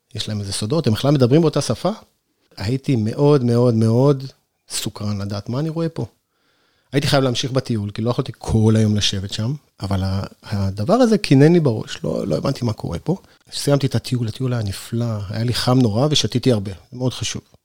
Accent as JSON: {"language": "Hebrew", "region": "Northern Israel", "country": "Israel", "tie": "born or raised there", "moved": "yes", "lives_now": "Sde Boker, Israel", "said": "אני לא נולדתי במדבר, אני נולדתי בצפון בכלל"}